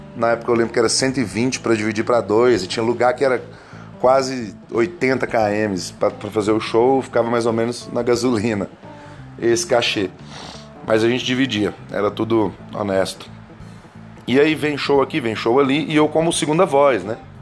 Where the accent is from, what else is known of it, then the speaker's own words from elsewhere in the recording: Coromandel, Minas Gerais, Brazil; nascido lá na cidade de Coromandel, Minas Gerais